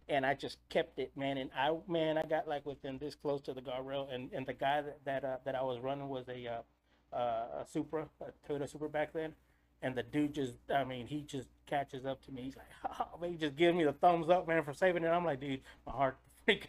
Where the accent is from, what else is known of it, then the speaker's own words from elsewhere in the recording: Eagle Pass, Texas, United States; I'm from Eagle Pass. I was actually born on the other side of the border